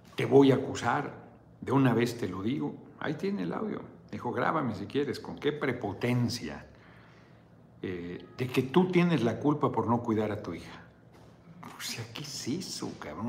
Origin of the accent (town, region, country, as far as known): Mexico